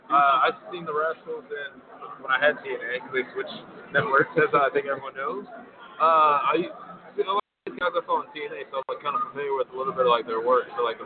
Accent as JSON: {"language": "English", "town": "Harvey", "region": "Illinois", "country": "United States", "tie": "born there", "said": "Yeah, I mean, you know, I was born in Harvey, so I mean, I'm used to it."}